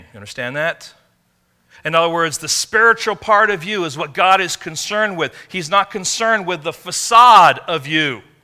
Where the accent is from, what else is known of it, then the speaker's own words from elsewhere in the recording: England, United Kingdom; moved away; I grew up in England